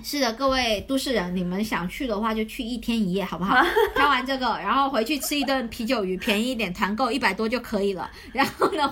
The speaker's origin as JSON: {"language": "Chinese", "town": "Shantou", "region": "Guangdong", "country": "China", "tie": "born or raised there", "moved": "yes", "said": "我家乡汕头这两年，它的因为美食引起的这个旅游潮，呃，在发展嘛"}